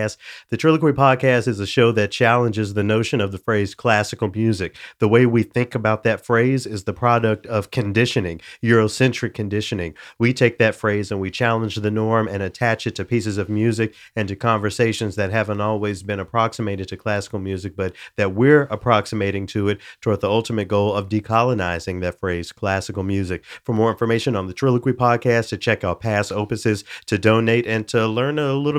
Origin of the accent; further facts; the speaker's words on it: the South, United States; You know, I'm from the South.